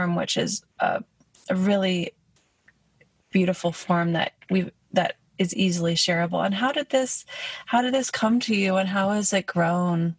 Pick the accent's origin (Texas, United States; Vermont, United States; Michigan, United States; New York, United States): Michigan, United States; I grew up on a farm too in Michigan